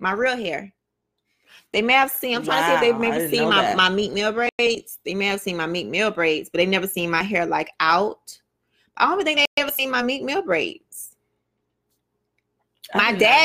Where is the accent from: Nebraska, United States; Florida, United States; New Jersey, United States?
Florida, United States; Miami; the way I grew up in Miami and all of that, how I was born and raised like